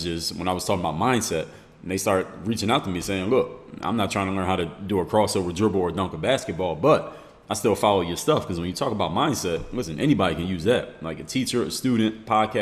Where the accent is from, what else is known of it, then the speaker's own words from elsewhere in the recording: Philadelphia, Pennsylvania, United States; now in Miami, United States; Background from the city of Philadelphia, Pennsylvania. It's my hometown